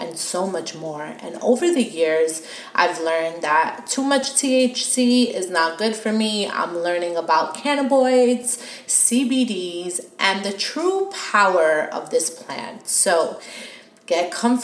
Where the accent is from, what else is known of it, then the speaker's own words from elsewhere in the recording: New York City, New York, United States; moved away as an adult; also born or lived in California; now in Florida, United States; growing up in New York